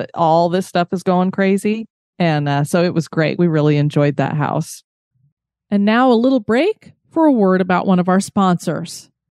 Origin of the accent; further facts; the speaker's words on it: Colorado, United States; I grew up in Colorado